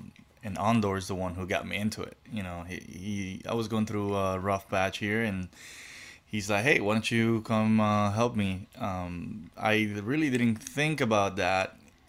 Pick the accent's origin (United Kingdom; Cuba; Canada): Cuba; growing up in Cuba, you're taught, when you're learning, you're taught how to teach.